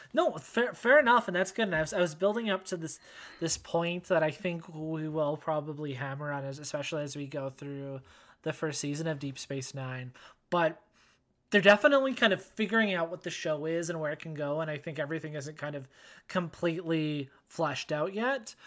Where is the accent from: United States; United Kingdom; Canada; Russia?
Canada; accent: Canadian; where i'm from listeners if you haven't figured it out yet by the by my accent canada